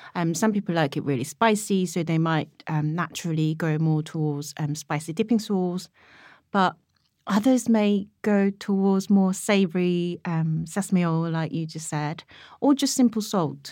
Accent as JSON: {"language": "English", "country": "South Korea", "moved": "yes", "lives_now": "United Kingdom", "said": "what made me Korean at that point and how I was going to be able to offer her that other half of Koreanness"}